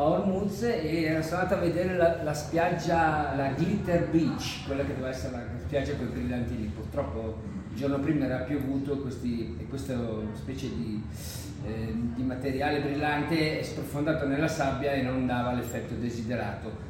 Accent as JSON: {"language": "Italian", "town": "Milan", "region": "Lombardy", "country": "Italy", "moved": "yes", "lives_now": "near Genoa, Italy", "said": "sono italiano, sono di, abito vicino a Genova, ma sono di Milano"}